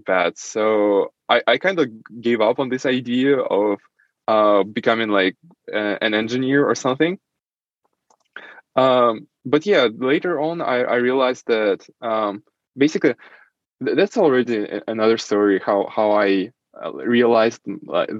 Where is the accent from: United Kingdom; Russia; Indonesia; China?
Russia; Saint Petersburg; first language Russian; English is a second language; moved away as an adult; now in Germany; I was born in Russia, in St. Petersburg, and that's where I basically lived almost my entire life.